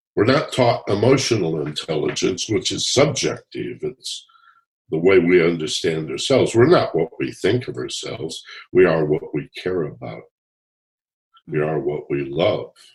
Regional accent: Michigan, United States; I grew up in Michigan

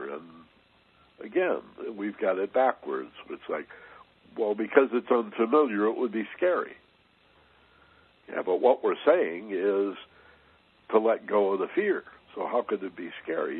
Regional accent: Michigan, United States; when I was a little boy, I grew up in Michigan, just a few blocks from the lake

